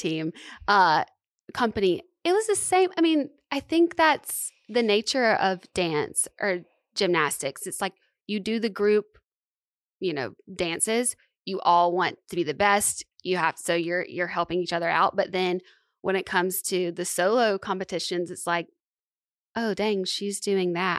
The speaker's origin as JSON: {"language": "English", "region": "Alabama", "country": "United States", "also_born_or_lived": "Santa Monica, California", "moved": "yes", "lives_now": "Nashville, United States", "said": "I'm from Alabama."}